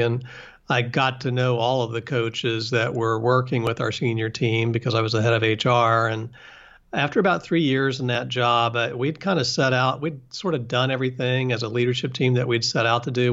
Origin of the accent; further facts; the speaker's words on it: West Virginia, United States; moved away; I'm from West Virginia, and I went back to West Virginia